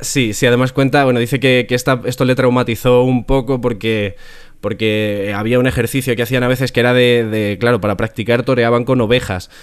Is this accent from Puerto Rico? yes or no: no; Community of Madrid, Spain; yo soy del sur de Madrid